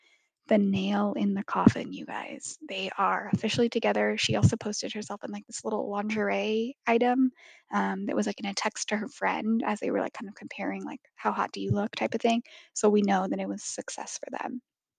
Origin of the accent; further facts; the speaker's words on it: Santa Barbara, California, United States; right outside of Santa Barbara, my hometown.